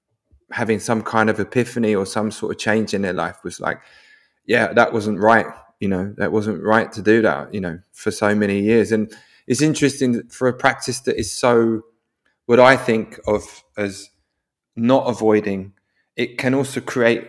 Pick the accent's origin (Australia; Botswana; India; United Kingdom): United Kingdom; London; now in Norway; I live in Norway. I'm originally from London, which is definitely a confrontational place